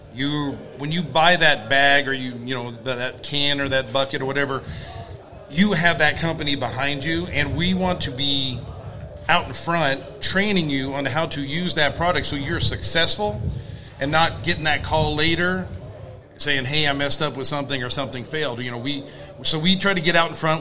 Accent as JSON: {"language": "English", "town": "Sacramento", "region": "California", "country": "United States", "said": "I'm from Sacramento, California"}